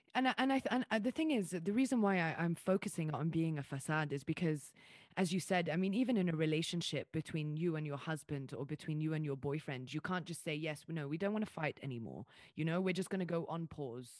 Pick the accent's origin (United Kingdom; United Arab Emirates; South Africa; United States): United Arab Emirates; Dubai; also born or lived in Riyadh / Jeddah; I was born and raised in Dubai.